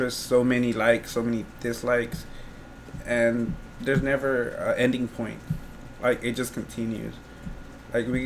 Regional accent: Houston, Texas, United States; we're from Houston

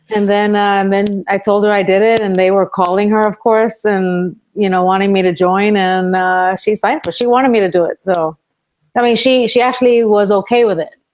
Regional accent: Puerto Rico; moved away as an adult; also born or lived in Bronx, New York, United States; my mom took me with her to my grandma's house uh, to Puerto Rico when I was ten years old, and then I grew up in Puerto Rico pretty much the rest of my life till I was seventeen.

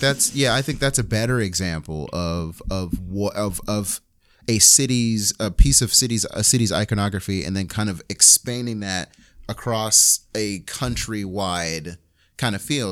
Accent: New York, United States; I'm from New York

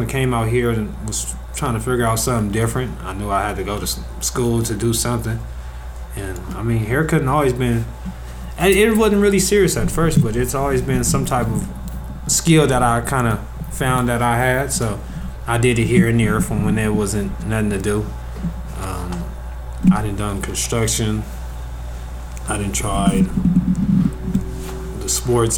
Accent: Los Angeles, California, United States; I'm from South Central Los Angeles, California. Pretty much came from the street area

